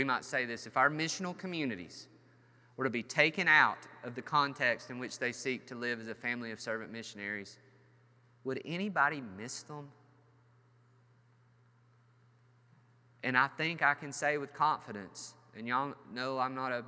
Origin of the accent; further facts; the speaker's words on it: United States; We as American Christians